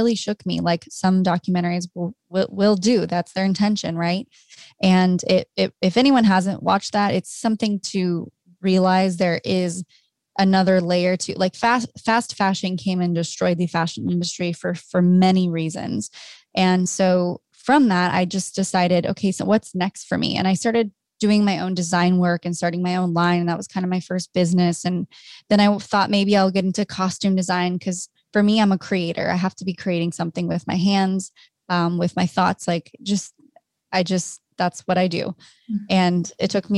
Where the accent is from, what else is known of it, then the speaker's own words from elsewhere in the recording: Orange County, California, United States; now in Los Angeles, United States; I'm from Orange County, a little Orange Curtain girl